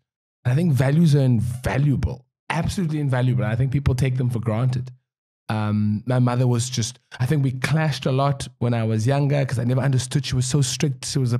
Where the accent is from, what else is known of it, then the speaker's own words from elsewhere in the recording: Cape Town, Western Cape, South Africa; also born or lived in Langa / Pinelands; I grew up in Kuguletu. I moved to Langa and then Pylans, and then now I live in town for the last 18 years.